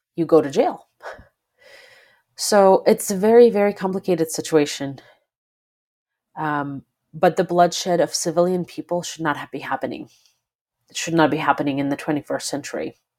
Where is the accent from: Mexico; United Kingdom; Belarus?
Belarus; moved away; I am originally from Belarus, and I grew up in a country where, uh, president was elected initially in nineteen ninety-four